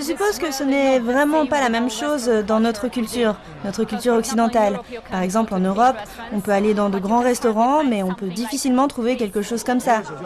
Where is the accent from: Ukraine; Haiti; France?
Ukraine; now in Kunming, China; Quand j'étais enfant en Ukraine